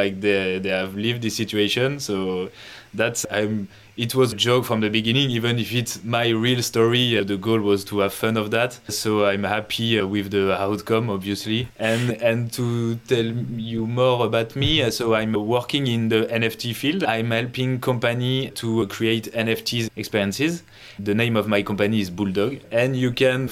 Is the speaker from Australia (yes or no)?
no; France; English is a second language; from France